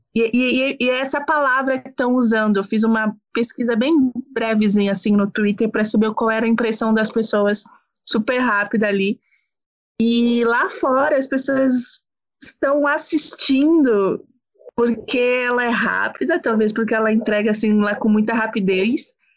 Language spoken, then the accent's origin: Portuguese; São Paulo, Brazil; eu sou de São Paulo